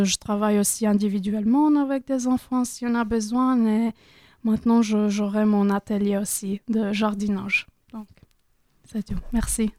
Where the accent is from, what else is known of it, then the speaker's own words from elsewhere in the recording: Croatia; French is a second language; moved away as an adult; now in France; je me sentais un peu perdue à Croatie.